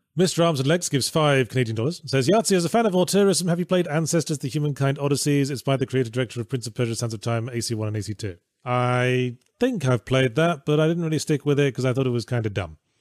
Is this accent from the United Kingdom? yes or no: yes; England, United Kingdom; I grew up in England